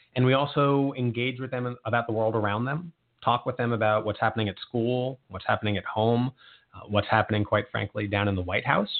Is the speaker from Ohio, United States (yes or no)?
no; Long Island, New York, United States; now in Montgomery County, United States; I am originally from Long Island, New York